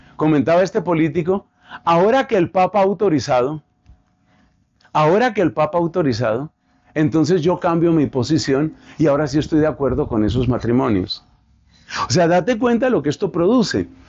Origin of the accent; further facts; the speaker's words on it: Colombia; aquí en mi país, en Colombia